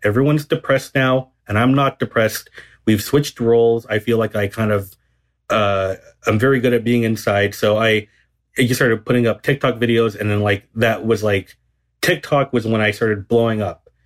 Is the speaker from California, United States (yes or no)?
yes; Garden Grove, California, United States; I grew up in, um, Garden Grove, which is in Southern California